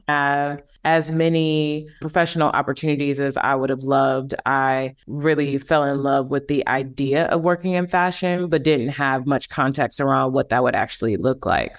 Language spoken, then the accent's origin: English; Milwaukee, Wisconsin, United States; moved away; also born or lived in Illinois / Brooklyn, New York; I'm originally from Milwaukee, Wisconsin. I was born in Illinois. Both of my parents are from Chicago, but I grew up there in Milwaukee.